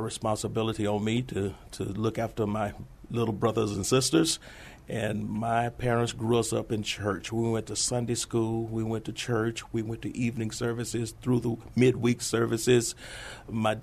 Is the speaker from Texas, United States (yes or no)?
yes; Houston, Texas, United States; moved away as an adult; now in San Antonio, United States; Originally, I was born in Houston, Texas. I was there approximately 30 years prior to coming to San Antonio. I did my high schooling there